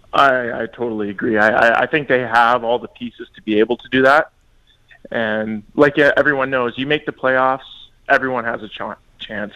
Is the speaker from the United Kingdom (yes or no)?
no; British Columbia, Canada; moved away; in BC, which is my hometown